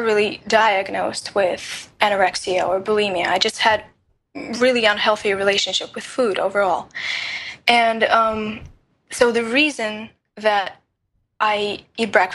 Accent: Russia; moved away; I was born in Russia

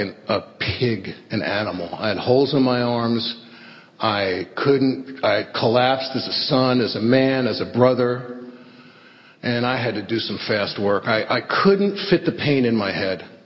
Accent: New York City, New York, United States; I grew up in the Bronx with this crazy family

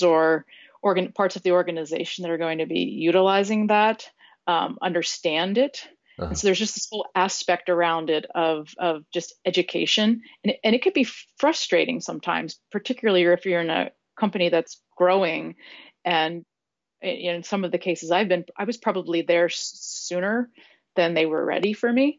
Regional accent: San Diego, California, United States; San Diego and share in the city that I live in and love

